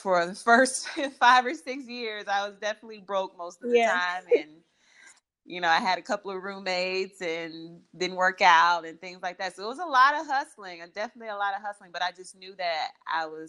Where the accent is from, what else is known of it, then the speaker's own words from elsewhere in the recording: Kansas City, Kansas, United States; moved away as an adult; now in Los Angeles, United States; Kansas City, Kansas. Yeah, I'm a Midwestern girl.